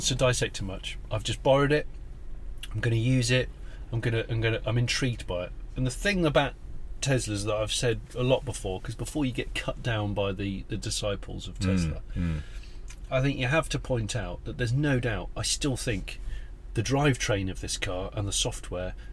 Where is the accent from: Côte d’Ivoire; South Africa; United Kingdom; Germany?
United Kingdom; Somerset, South West England; I'm from Somerset